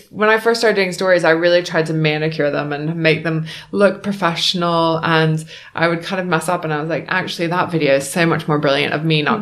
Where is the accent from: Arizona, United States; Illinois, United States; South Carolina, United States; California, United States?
South Carolina, United States; Beaufort; moved away as an adult; now in United Kingdom; I'm from Beaufort, South Carolina